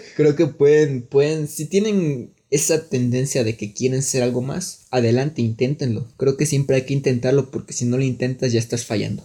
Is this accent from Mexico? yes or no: yes; Mexico; nosotros que somos de México